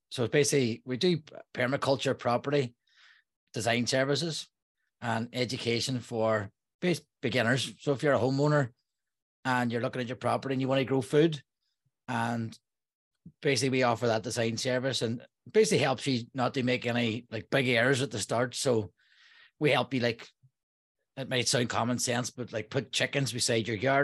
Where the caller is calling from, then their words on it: Derry, Northern Ireland, United Kingdom; I'm calling from Derry, Northern Ireland.